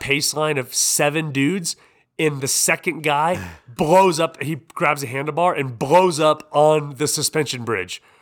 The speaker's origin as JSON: {"language": "English", "region": "Iowa", "country": "United States", "said": "I'm a dude from Iowa"}